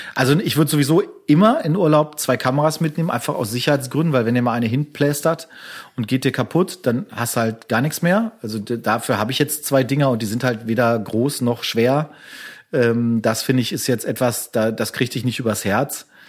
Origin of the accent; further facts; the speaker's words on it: Castrop-Rauxel, North Rhine-Westphalia, Germany; meiner Heimatstadt kassel rauxel